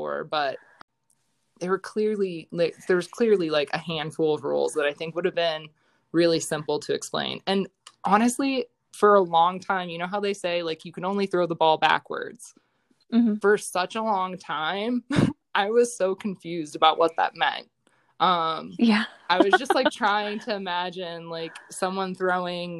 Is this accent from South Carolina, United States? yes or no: no; Medina, Ohio, United States; moved away as an adult; also born or lived in Colorado; I'm from Northeast Ohio. So Medina area I played for Highland